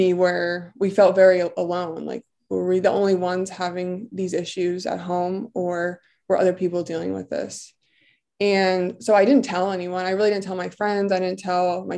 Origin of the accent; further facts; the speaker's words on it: Bucks County, Pennsylvania, United States; I'm from Bucks County in Pennsylvania